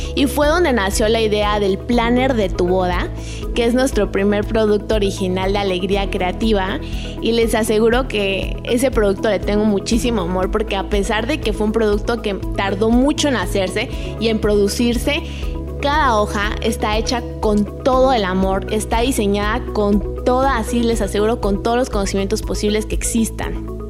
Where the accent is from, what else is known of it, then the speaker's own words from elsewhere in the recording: Chiapas, Mexico; moved away as an adult; also born or lived in Mexico City; soy de Chiapas